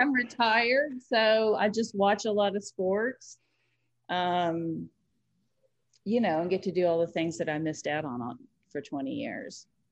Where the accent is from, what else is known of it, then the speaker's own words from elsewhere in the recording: Nashville, Tennessee, United States; moved away as an adult; now in Chicago, United States; I'm from, born and raised in Nashville